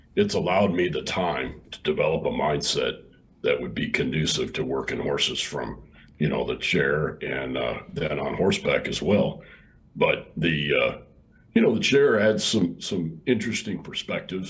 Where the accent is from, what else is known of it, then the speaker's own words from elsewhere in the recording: Illinois, United States; also born or lived in Texas; now in Hico, Texas, United States; I grew up in Illinois and I got to Texas just as quick as I could